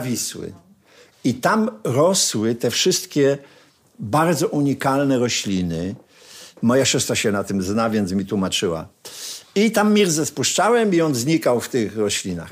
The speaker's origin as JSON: {"language": "Polish", "town": "Sosnowiec", "region": "Silesian Voivodeship", "country": "Poland", "said": "jesteśmy chłopcami z Sosnowca"}